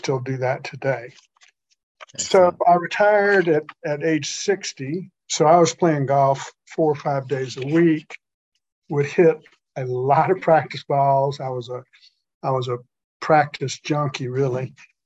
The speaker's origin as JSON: {"language": "English", "town": "Augusta", "region": "Georgia", "country": "United States", "tie": "born or raised there", "also_born_or_lived": "Atlanta, Georgia", "said": "I was raised in Augusta"}